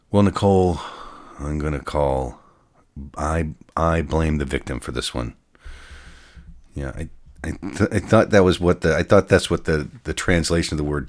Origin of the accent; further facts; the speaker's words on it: Denver, Colorado, United States; I'm from Denver, and have had different clubs in quotes all over the country.